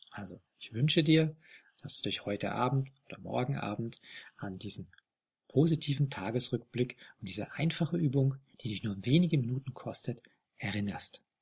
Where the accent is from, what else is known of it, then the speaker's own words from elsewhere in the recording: Bavaria, Germany; die gibt's nicht nur hier in Bayern, wo ich herkomme, wo ich war